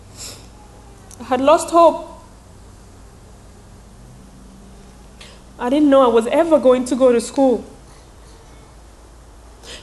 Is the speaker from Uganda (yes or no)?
yes; Uganda; born or raised there; English is a second language; moved away